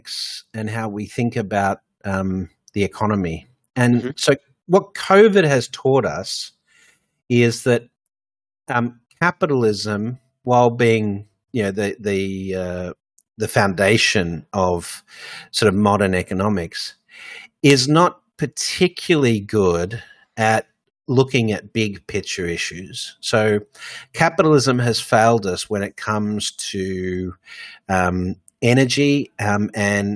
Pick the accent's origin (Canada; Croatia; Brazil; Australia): Australia; also born or lived in Hong Kong / Dubai; now in New York, United States; I'm originally from Australia.